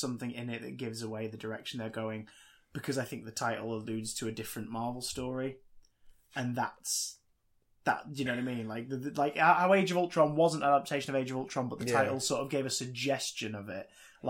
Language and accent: English; Manchester, North West England, United Kingdom; I think you just said that because we're both from Manchester.